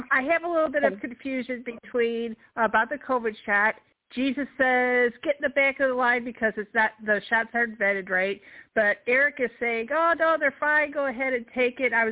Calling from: Illinois, United States; from Illinois.

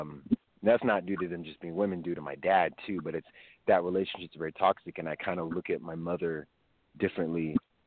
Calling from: California, United States; calling from California.

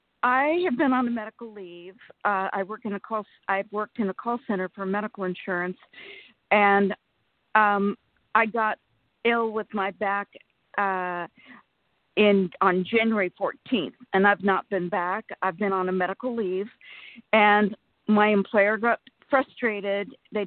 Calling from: Sacramento, California, United States; Sacramento, California.

